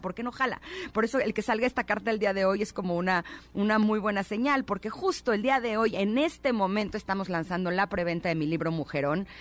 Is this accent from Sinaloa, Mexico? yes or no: no; Mexico City, Mexico; Yo nací aquí en, en la Ciudad de México, aquí he vivido toda mi vida.